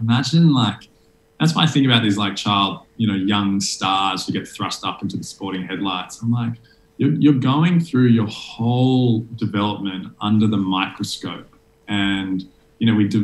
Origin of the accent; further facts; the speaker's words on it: Sydney, New South Wales, Australia; I grew up in Sydney